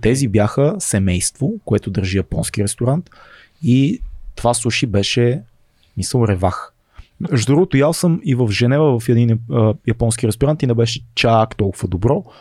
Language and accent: Bulgarian; Sofia, Sofia City, Bulgaria; Аз съм от Надежда